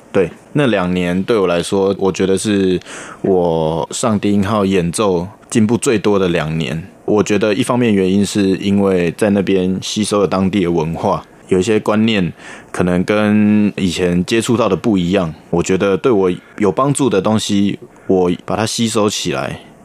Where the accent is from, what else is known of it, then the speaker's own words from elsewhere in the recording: Taiwan; also born or lived in United Kingdom; 我们台湾人的作品